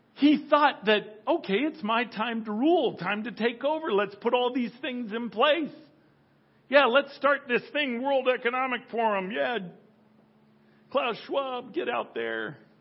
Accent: United States; I'll certainly speak as an American.

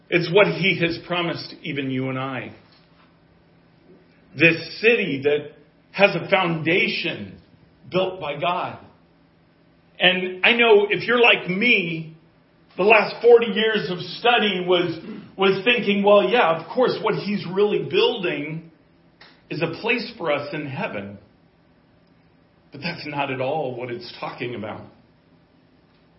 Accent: Colorado, United States; I'm from Colorado

